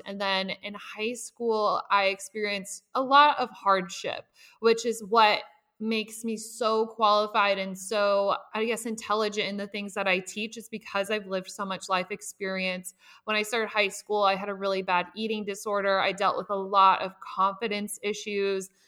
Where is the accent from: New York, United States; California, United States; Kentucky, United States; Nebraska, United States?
Nebraska, United States; I lived with both of my parents. I'm from Nebraska